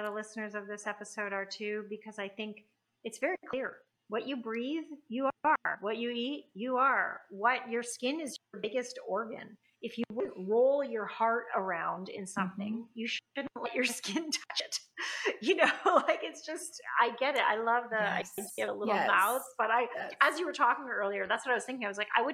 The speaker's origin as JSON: {"language": "English", "country": "Canada", "said": "I'm Canadian"}